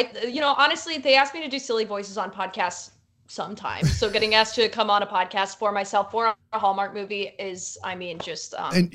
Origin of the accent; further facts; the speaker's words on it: Toronto, Ontario, Canada; also born or lived in New Jersey, United States / Illinois, United States; I was born in New Jersey, but I was raised. We moved around a ton, so I spent a bunch of time in sort of like northern Illinois, and then we moved up to Toronto, and that was sort of where I finished up high school.